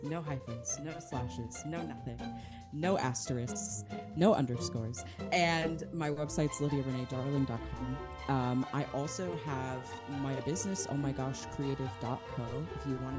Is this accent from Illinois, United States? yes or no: no; Wisconsin, United States; but I'm from Wisconsin. And so Kenosha, what had happened there was really not far from where I lived